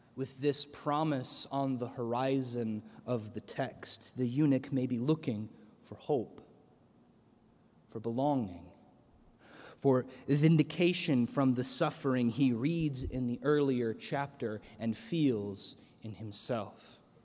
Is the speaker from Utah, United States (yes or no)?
no; central Illinois, United States; moved away; my hometown in central Illinois